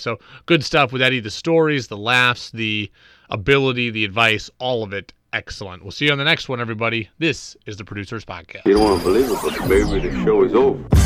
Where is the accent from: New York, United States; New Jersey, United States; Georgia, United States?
New York, United States; upstate; I grew up in New York, but I grew up in upstate New York.